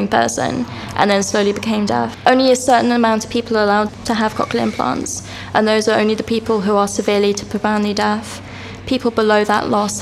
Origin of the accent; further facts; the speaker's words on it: Reading, South East England, United Kingdom; I grew up in Reading